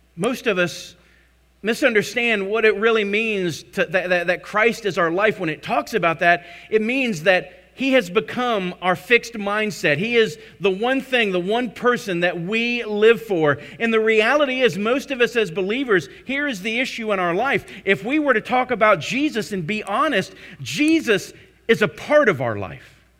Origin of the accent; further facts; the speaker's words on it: Tarpon Springs, Florida, United States; Tarpon Springs, I grew up in Florida